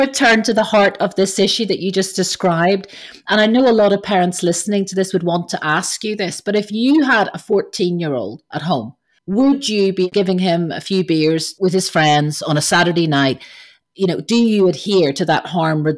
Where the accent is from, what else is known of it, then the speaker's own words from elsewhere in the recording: Ireland; growing up in Ireland as a teenager